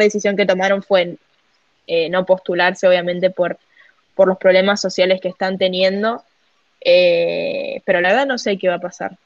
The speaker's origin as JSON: {"language": "Spanish", "country": "Argentina", "also_born_or_lived": "Panama", "moved": "yes", "said": "yo soy argentina"}